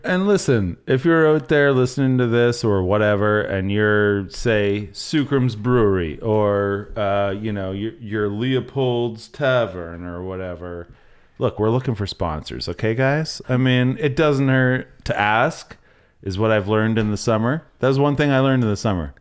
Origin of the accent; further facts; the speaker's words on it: the Maritimes, Canada; growing up in the Maritimes